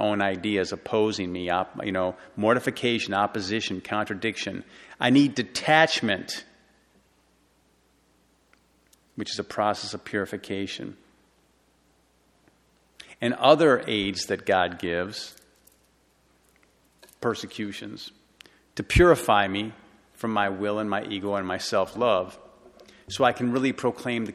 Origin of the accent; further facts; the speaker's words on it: Detroit, Michigan, United States; I grew up in Detroit